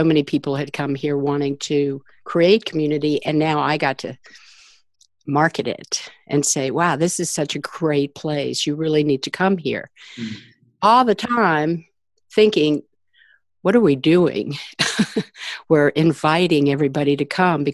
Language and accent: English; Washington, District of Columbia, United States; I grew up in Washington, D.C.